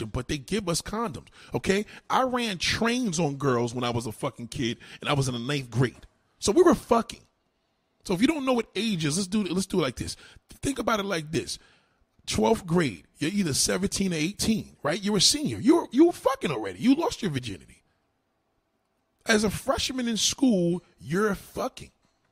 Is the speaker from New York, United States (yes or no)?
yes; New York City, New York, United States; I'm from New York. I'm in New York City. I was born, raised here